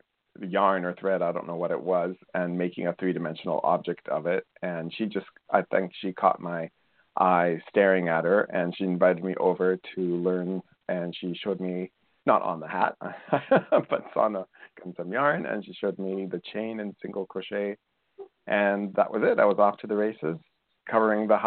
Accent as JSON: {"language": "English", "country": "Colombia", "tie": "born or raised there", "moved": "yes", "said": "I grew up in Colombia in South America."}